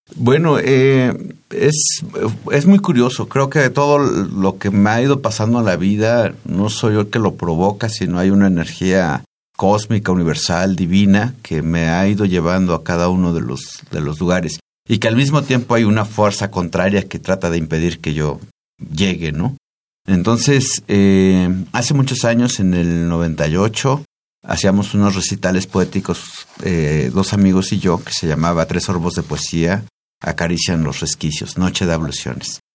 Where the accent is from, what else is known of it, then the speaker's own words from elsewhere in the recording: Tizayuca, Hidalgo, Mexico; En ese pueblo de donde soy yo